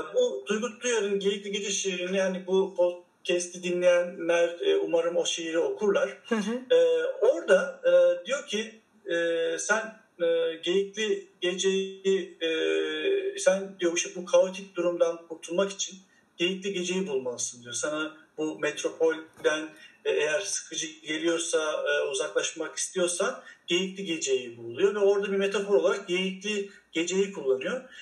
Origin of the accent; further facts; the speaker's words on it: Akşehir, Konya, Turkey; moved away as an adult; also born or lived in Istanbul; Ben 1981 e, Akşehir doğumluyum. Yani Konya Akşehir. ve ilk orta ve lise eğitimimi orada gördüm